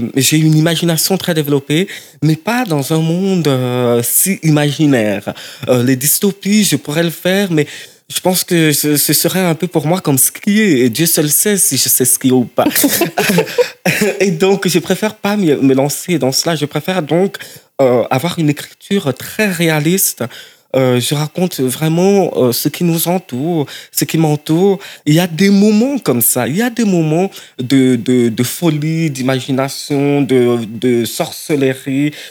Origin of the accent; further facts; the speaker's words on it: Cameroon; moved away; je viens du Cameroun et Cameroun francophone